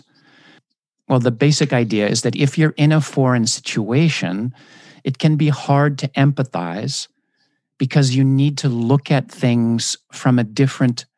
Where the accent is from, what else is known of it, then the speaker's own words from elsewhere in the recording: United States; moved away as an adult; also born or lived in Japan; as an American